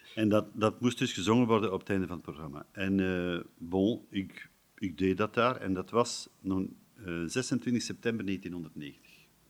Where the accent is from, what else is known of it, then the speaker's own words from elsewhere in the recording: Erpe-Mere / Aalst area, Flanders, Belgium; Hier in, hier in de buurt, Hekergem de deelgemeente Hekergen, waar ik vandaan kom